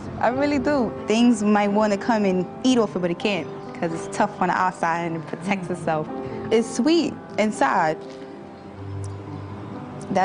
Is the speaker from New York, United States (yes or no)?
yes; New York City, New York, United States; I grew up in Brooklyn, New York.